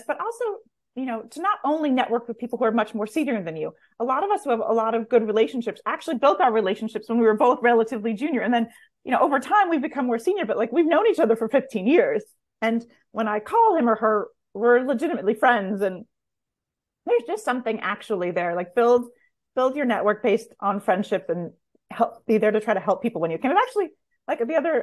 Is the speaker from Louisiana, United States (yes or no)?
no; California, United States; now in New York, United States; I grew up in California and live in New York